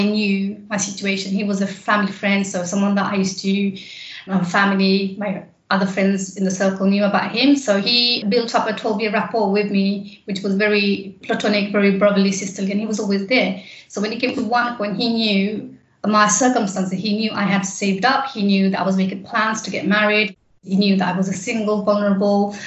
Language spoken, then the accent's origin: English; London, United Kingdom; I have grown up in East London in Poplar.